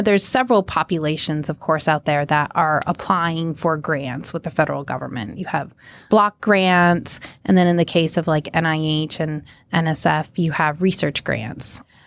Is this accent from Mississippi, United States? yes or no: no; Minot, North Dakota, United States; also born or lived in Montana; I was born in Minot, North Dakota